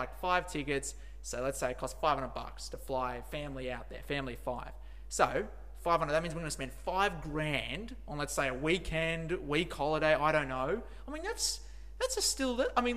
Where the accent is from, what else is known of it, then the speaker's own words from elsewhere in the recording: Blue Mountains, New South Wales, Australia; I'm from the Blue Mountains